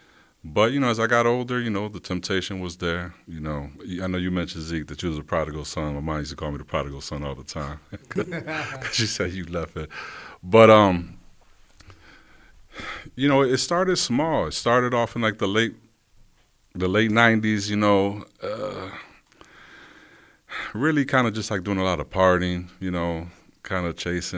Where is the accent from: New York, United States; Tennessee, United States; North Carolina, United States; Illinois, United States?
New York, United States; Rochester; I'm born and raised in Rochester, New York. Grew up on the east side